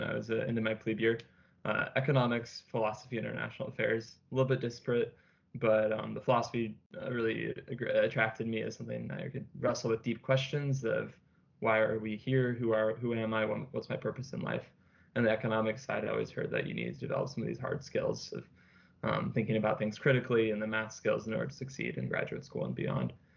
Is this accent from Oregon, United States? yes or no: no; Fairfax, Virginia, United States; I'm from Fairfax, Virginia